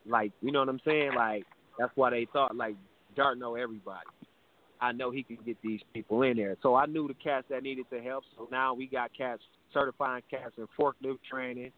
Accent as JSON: {"language": "English", "town": "Milwaukee", "region": "Wisconsin", "country": "United States", "said": "So I'm from Milwaukee. I'm from Milwaukee, Wisconsin."}